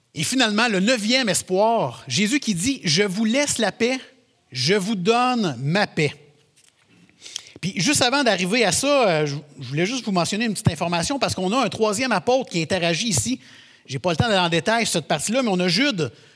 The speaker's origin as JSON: {"language": "French", "region": "Quebec", "country": "Canada", "said": "on est québécois"}